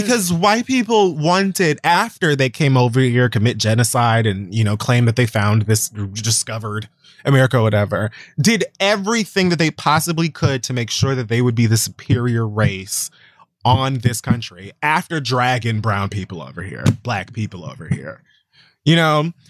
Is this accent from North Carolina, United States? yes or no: no; Florida, United States; I'm from Florida.